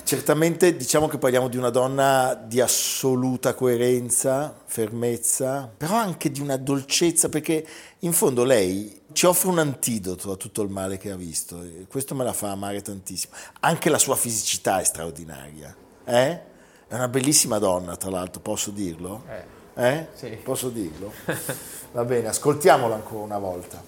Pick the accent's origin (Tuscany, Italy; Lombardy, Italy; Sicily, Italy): Lombardy, Italy; Milan; noi che ogni tanto siamo un po' cattivelli da milanesi